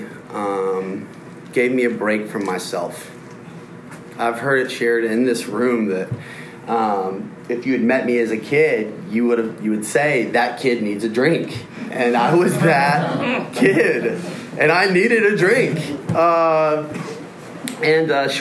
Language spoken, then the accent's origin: English; Nashville, Tennessee, United States; I'm from Nashville